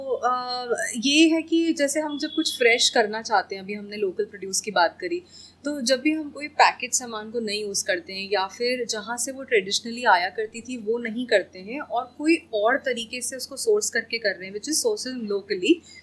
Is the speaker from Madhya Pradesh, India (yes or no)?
yes; Bhopal, Madhya Pradesh, India; Bhopal I I love the city मैं यहीं से हूँ